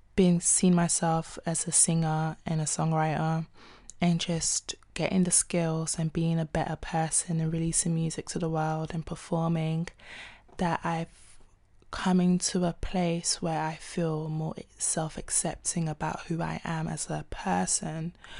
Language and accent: English; London, United Kingdom; also born or lived in Nigeria; I'm a singer-songwriter from South London